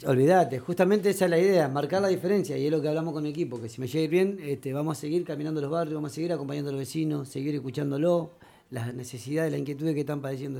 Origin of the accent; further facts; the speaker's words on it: Argentina; vengo de la Villa Centenario